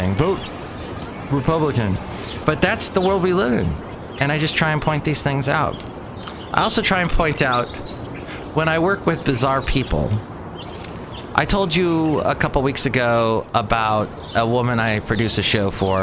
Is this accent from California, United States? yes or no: yes; California, United States; also born or lived in the South (US); I lived in the South for 2 years, but I was born and raised in California where we usually speak quickly.